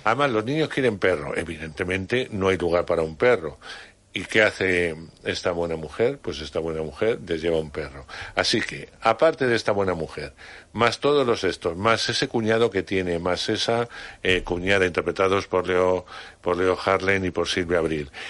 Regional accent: Palencia, Castile and León, Spain; moved away; desde mi pueblo en Palencia

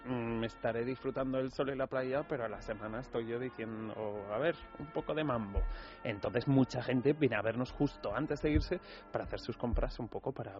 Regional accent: Basque Country, Spain; yo vengo del País Vasco

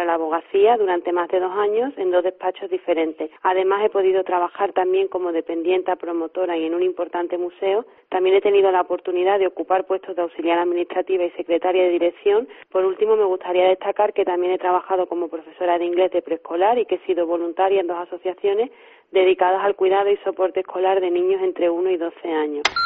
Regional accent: Seville, Andalusia, Spain; moved away as an adult; also born or lived in Barcelona; now in Pamplona, Spain; soy de Sevilla, aunque actualmente resido en Pamplona

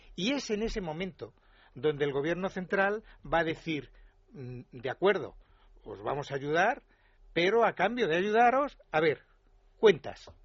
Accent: Extremadura, Spain; Yo soy extremeño

